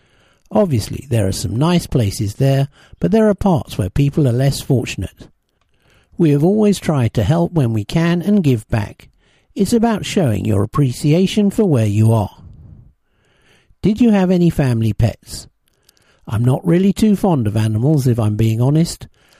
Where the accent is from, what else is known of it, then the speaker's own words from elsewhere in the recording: Deptford, London, United Kingdom; also born or lived in Lewisham; I was born in Lewisham and grew up in Deptford, South East London. In my younger days, I grew up in a flat, and then we moved to a house that was a bit bigger, but in the same area.